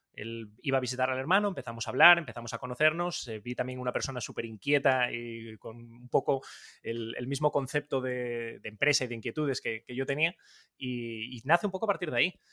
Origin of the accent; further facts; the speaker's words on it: Gijón, Asturias, Spain; Yo de Gijón, del barrio La Arena